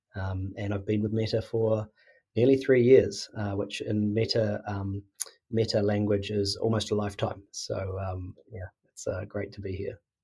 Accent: New Zealand; now in Sydney, Australia

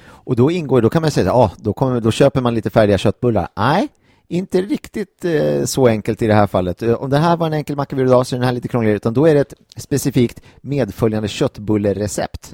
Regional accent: Gimo, Uppsala County, Sweden; på eh, Östermalmshem i Gimo, eh, där jag kommer ifrån

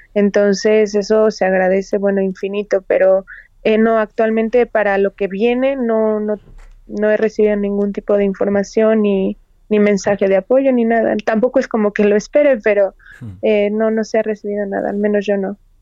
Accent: Toluca, State of Mexico, Mexico; Soy de Toluca

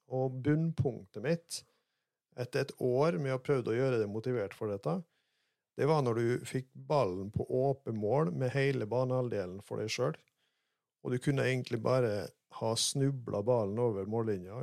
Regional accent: Molde, Møre og Romsdal, Norway; moved away as an adult; now in Rogaland, Norway; Jeg er fra Gjendem utafor Molde og vokste opp på gård

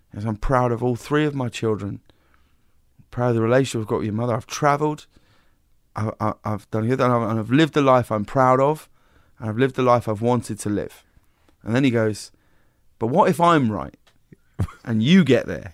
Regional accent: High Wycombe, South East England, United Kingdom; moved away; I grew up in a very small town called High Wycombe

